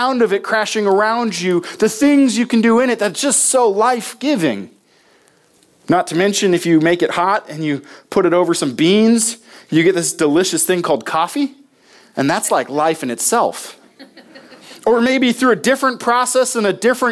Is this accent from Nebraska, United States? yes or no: yes; Nebraska, United States; moved away; my home state of Nebraska